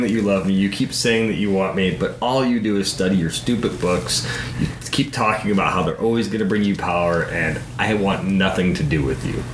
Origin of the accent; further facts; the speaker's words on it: Midwest, United States; we're from the Midwest